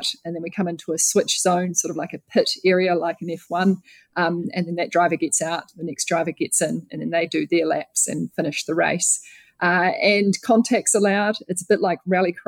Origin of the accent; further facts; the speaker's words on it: New Zealand; Growing up in New Zealand